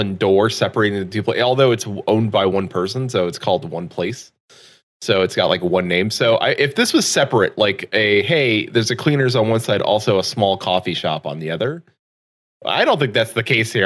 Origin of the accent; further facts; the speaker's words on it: United States; as an American